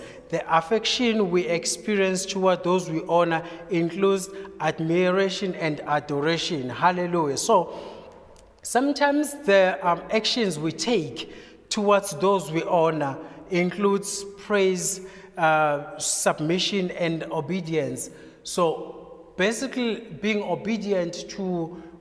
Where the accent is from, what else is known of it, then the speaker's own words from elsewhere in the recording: KwaZulu-Natal, South Africa; I'm from KwaZulu-Natal